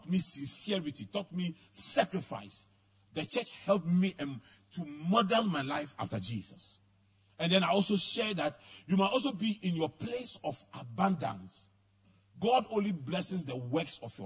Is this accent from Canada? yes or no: no; Accra, Greater Accra, Ghana; also born or lived in Tarkwa; I grew up in Adabraka, where at the time I was growing up, there were drugs, prostitution, armed robbery, everything.